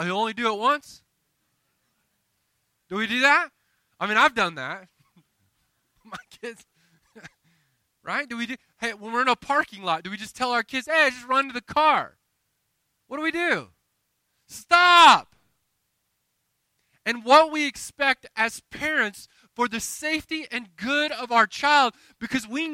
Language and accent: English; the South, United States; I'm from the South